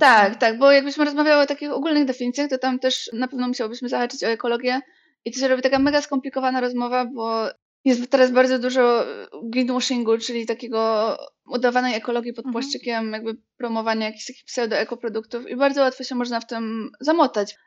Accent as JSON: {"language": "Polish", "town": "Bielsko-Biała", "region": "Silesian Voivodeship", "country": "Poland", "said": "ja jestem z Bielska Białej i Bielsko jest takie dosyć ziomeczkowe"}